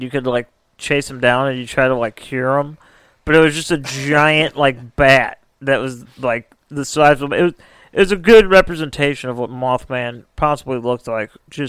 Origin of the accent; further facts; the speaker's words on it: Midwest, United States; Maybe it's because we're from the Midwest